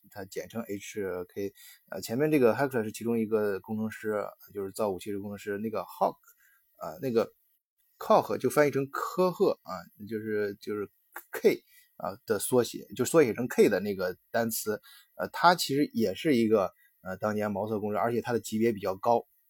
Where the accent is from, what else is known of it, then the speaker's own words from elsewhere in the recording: China; 我们中国人